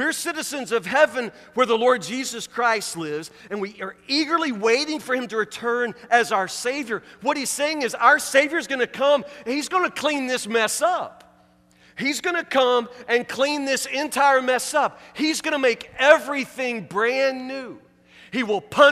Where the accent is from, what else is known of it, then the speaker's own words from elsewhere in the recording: Woodburn, United States; I'm from Woodburn, from Matlock